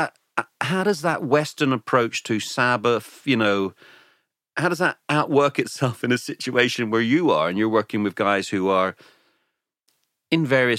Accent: Ireland; now in England; obviously we're sitting here in England, even though we're both Irish

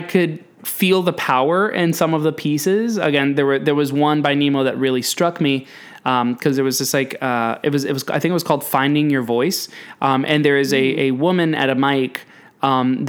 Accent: New York City, New York, United States; I'm a big old Yankee Doodle from New York City

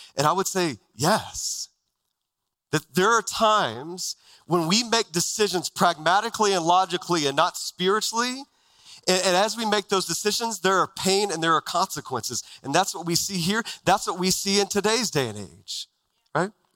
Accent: Texas, United States; moved away as an adult; now in Arizona, United States; I grew up in Texas my whole life.

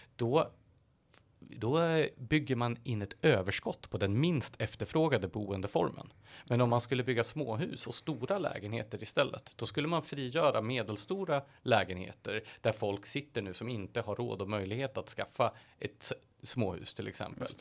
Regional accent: Gävle, Gävleborg County, Sweden; I Gävle där jag kommer ifrån

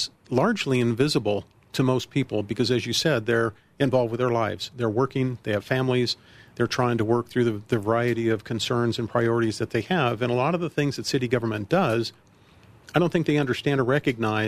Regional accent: Colorado Springs, Colorado, United States; moved away as an adult; also born or lived in Virginia; now in Centennial, United States; lived for a time in Colorado Springs, my hometown. I was born and raised there

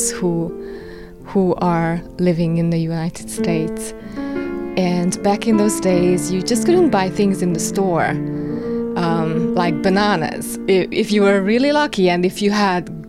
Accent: Kapuvár, Győr-Moson-Sopron, Hungary; moved away as an adult; now in Lenox, United States; I was born in Kapuvár. I lived in Kapuvár for 30 years. It is a small town of 10,000 people, and I really liked growing up there.

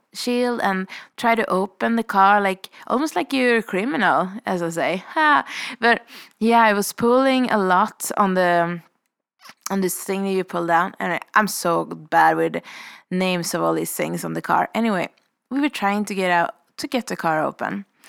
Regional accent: Sweden; moved away as an adult; now in Revelstoke, Canada

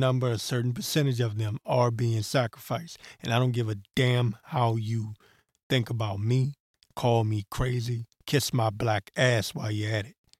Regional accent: Maryland, United States; accent: Maryland; also born or lived in Washington, D.C.; Showing my Maryland accent

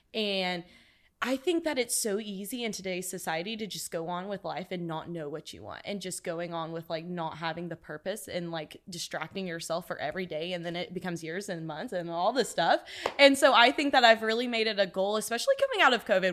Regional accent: Corsicana, Texas, United States; from Corsicana, Texas

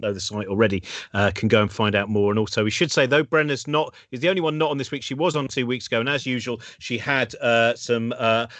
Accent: Hertfordshire, East of England, United Kingdom; I was brought up in Hertfordshire

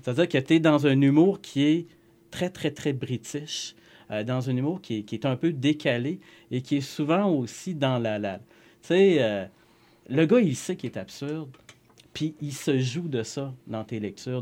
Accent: Saguenay, Quebec, Canada; chez nous à Jonquière

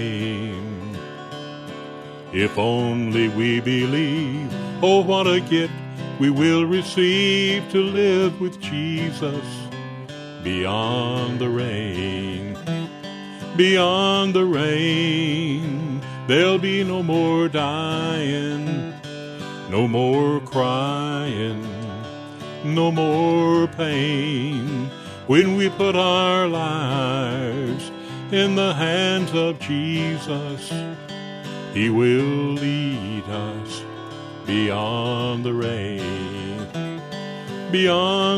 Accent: Pinson, Tennessee, United States; also born or lived in Humboldt, Tennessee; I was born in Humboldt up in Gibson County, but I spent most of my life in the Pinson area south of Jackson.

